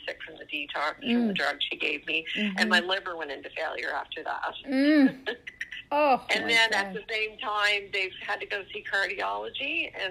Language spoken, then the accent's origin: English; Nova Scotia, Canada; I'm from Nova Scotia, Canada.